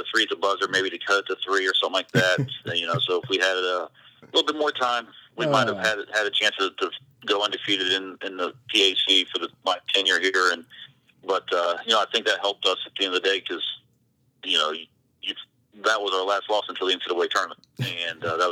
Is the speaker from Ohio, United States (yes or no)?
yes; Eaton, Ohio, United States; moved away as an adult; now in Northern Kentucky, United States; I grew up from about 1.5 hours from here as well, up in a small town, Eaton, Ohio